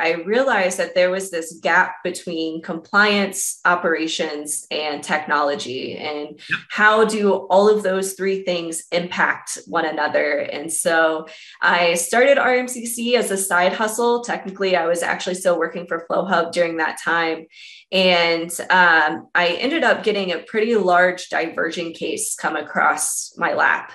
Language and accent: English; Columbus, Ohio, United States; moved away as an adult; now in Denver, United States; Out of Denver, but originally from Columbus, Ohio